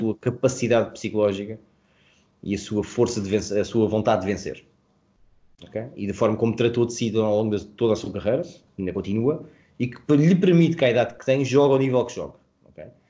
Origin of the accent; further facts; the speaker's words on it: Portugal; somos portugueses